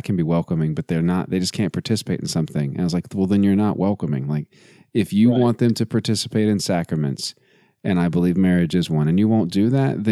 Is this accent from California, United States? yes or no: no; Midland, Texas, United States; I'm from Midland, Texas